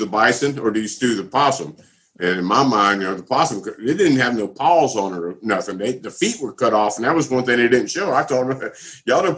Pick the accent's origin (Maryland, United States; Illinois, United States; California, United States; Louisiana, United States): Louisiana, United States; Southwest; also born or lived in Florida; now in Georgia, United States; I'm from Southwest Louisiana